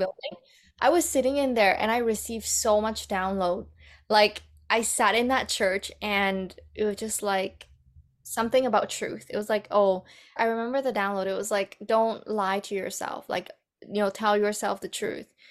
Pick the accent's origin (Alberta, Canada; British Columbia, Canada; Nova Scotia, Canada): British Columbia, Canada; Vancouver; moved away as an adult; also born or lived in Vietnam / Bali; now in Calgary, Canada; growing up in Vancouver has been quite challenging